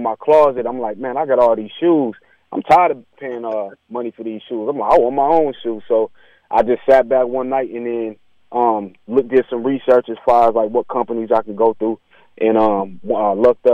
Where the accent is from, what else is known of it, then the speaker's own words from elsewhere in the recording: Beloit, Wisconsin, United States; everybody in my hometown in Beloit, man, I'm such an inspiration because it's so small there.